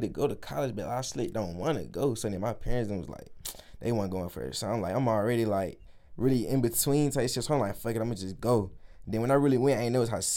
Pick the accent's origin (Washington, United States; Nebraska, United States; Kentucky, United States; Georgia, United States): Georgia, United States; Atlanta; moved away as an adult; I'm from Atlanta